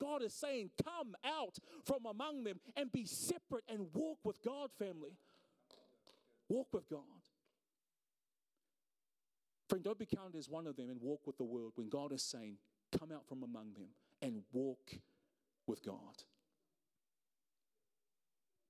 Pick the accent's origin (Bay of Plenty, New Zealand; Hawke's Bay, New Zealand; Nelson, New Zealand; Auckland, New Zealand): Auckland, New Zealand; I'm from South Auckland